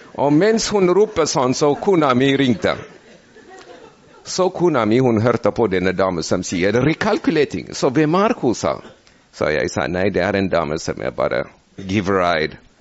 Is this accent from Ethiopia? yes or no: yes; Ethiopia; Norwegian is a second language; now in Norway; jeg er eh, fra Etiopia, så eh, jeg kom fra et bibelsk land